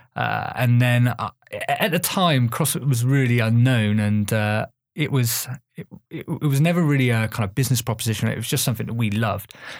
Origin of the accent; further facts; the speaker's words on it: Bath, South West England, United Kingdom; I grew up in Bath.